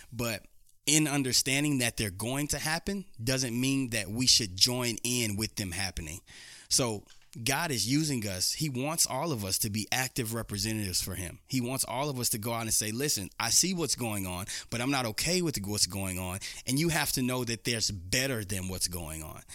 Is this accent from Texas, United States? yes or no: yes; Houston, Texas, United States; moved away as an adult; now in Dodge City, United States; Houston, Texas native